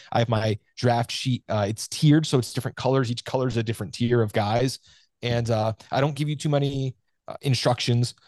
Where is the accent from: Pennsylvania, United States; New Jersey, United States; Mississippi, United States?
New Jersey, United States; I'm from New Jersey here